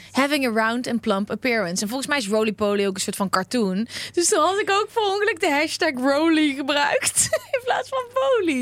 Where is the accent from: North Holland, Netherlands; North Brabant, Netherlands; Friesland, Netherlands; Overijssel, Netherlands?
North Brabant, Netherlands; accent: Brabants; moved away; also born or lived in The Hague; iedereen die niet in Brabant woont, hoort dat ik uit Brabant kom. Maar toen ik daar woonde, ehm, vond niemand al dat ik een accent had.